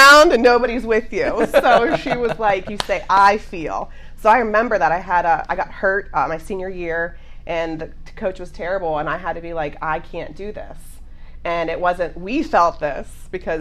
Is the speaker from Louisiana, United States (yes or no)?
no; Jackson Center, Ohio, United States; I grew up in a small town, Jackson Center. It's about 30 miles south of here.